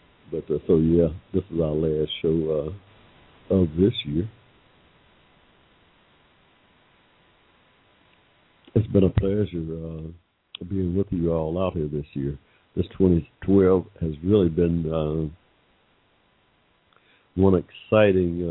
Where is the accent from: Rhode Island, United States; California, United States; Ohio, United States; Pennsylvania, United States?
Ohio, United States; now in Atlanta, United States; my childhood, really, growing up in Ohio